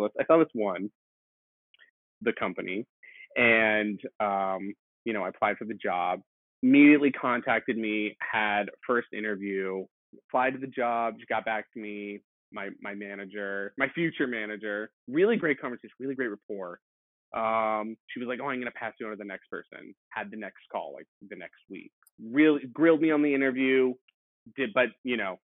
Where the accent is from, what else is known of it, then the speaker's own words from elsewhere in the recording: East Coast, United States; moved away as an adult; now in San Francisco, United States; I'm from the East Coast.